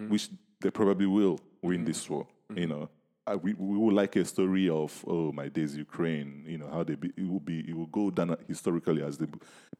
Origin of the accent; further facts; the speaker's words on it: Nigeria; I grew up in Nigeria.